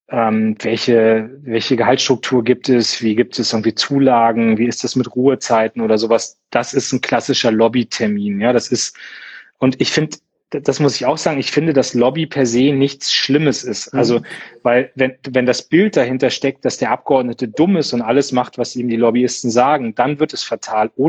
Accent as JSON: {"language": "German", "town": "Munster", "region": "Lower Saxony", "country": "Germany", "tie": "born or raised there", "said": "Also ich habe aus meiner Heimatstadt Munster, großer Bundeswehrstandort"}